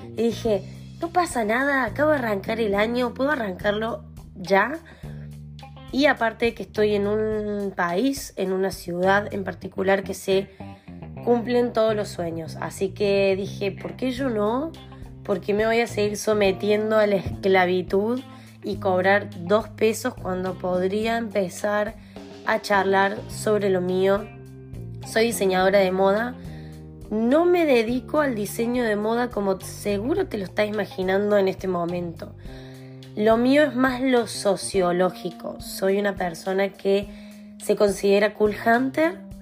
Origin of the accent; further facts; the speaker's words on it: Argentina; moved away; En este momento soy nómade, pero soy de Argentina. Me considero argentina al 100%